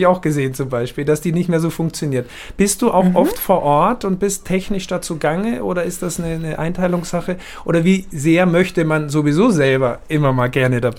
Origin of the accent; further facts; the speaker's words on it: Austria; Ich als Österreicher, ich kann das nur nachempfinden